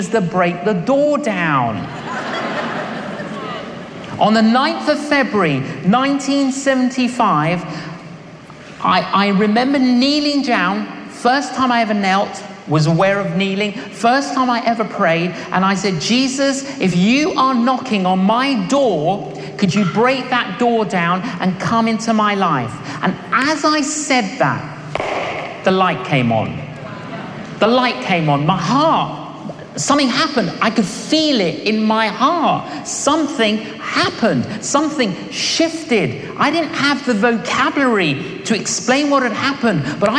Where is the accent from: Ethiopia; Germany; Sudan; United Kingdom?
United Kingdom; London; when I was growing up in London, I was an agnostic